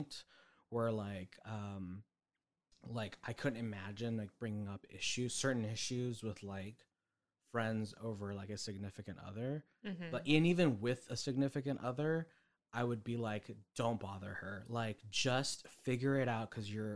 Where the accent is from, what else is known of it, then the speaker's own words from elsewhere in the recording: Bay Area, California, United States; I come from the Bay Area